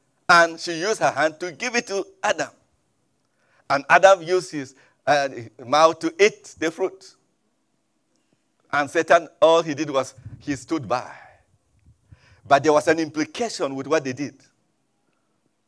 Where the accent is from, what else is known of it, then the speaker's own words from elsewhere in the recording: Middle Belt of Nigeria, Nigeria; moved away; I come from Nigeria originally, and from the middle part of Nigeria, even though sometimes they refer to us as being in the north, but we are not actually northerners. We are in the middle part of Nigeria.